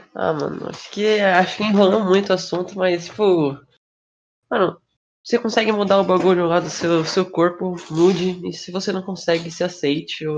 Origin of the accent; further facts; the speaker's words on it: Brazil; como brasileiro